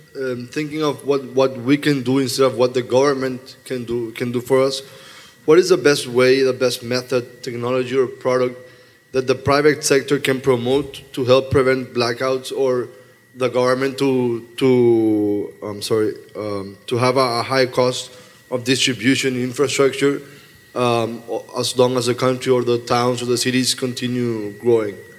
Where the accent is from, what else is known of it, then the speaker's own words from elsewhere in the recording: Paraguay; I'm from Paraguay, South America.